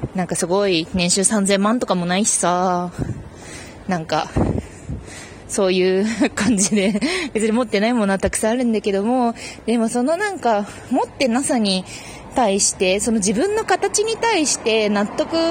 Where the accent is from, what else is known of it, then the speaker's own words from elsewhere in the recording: Fukuoka, Japan; 私もね、福岡出身なんですよ。